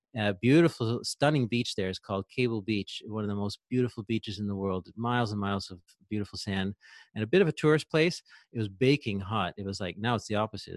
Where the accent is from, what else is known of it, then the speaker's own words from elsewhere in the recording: Ontario, Canada; moved away as an adult; I'm from Ontario, Eastern Canada